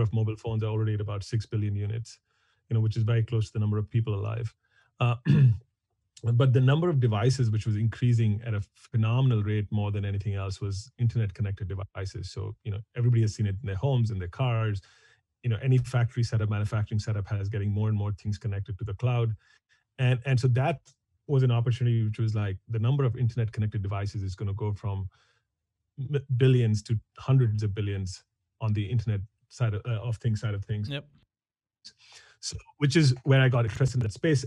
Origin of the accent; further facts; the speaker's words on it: New Delhi, Delhi, India; moved away as an adult; now in San Francisco, United States; I grew up in India, in New Delhi.